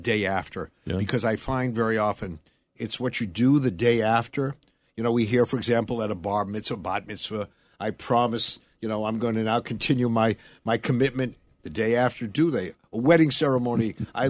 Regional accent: Massachusetts, United States; growing up in Massachusetts, and there was this concern by people of my faith

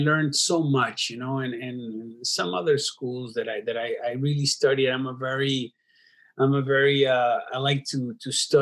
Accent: Dominican Republic; moved away; also born or lived in New York City, United States; because I am from Dominican Republic, but I was born in New York City, and my parents, my mom still lives there, you know, and part of my family lives in New York City. So I was always between New York City and Dominican Republic where I studied

